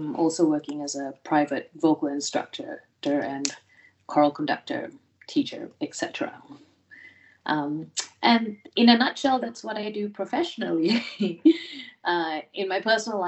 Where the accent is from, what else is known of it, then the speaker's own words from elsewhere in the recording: Malaysia; moved away as an adult; also born or lived in United States; now in Australia; I am Malaysian born. I came to Australia in the year sort of 2003